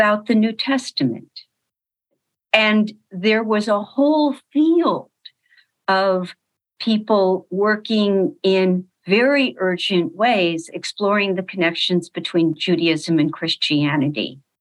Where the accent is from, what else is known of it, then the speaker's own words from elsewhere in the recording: Los Angeles, California, United States; So I was born in Los Angeles